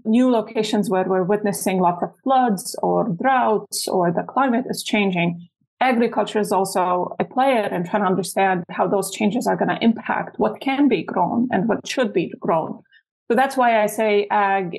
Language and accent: English; Lebanon; moved away as an adult; also born or lived in Utah, United States; now in United States; I'm born and raised in Lebanon